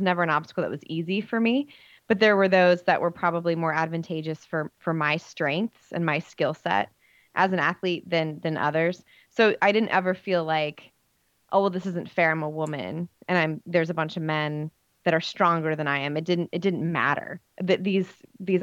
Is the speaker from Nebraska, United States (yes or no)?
yes; Nebraska, United States